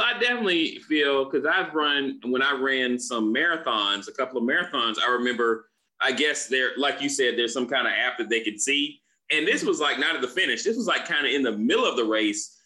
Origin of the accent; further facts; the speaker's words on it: Florida, United States; moved away; I'm originally from Florida myself